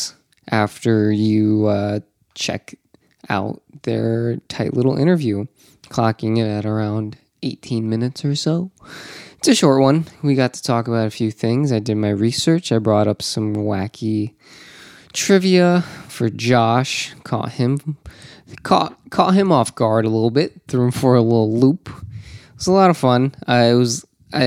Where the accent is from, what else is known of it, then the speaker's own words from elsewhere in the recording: Orlando, Florida, United States; Down here in Orlando. Welcome. It's my hometown.